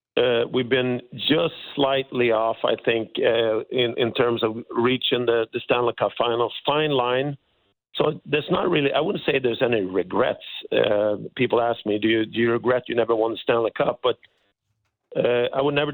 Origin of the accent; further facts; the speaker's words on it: Sweden; moved away as an adult; also born or lived in Canada; I'm born and raised in Sweden